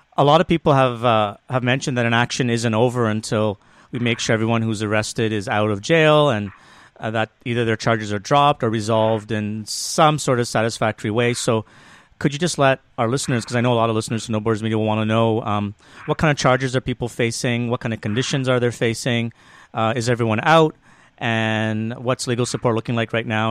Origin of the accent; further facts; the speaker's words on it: Toronto, Ontario, Canada; I'm from Toronto.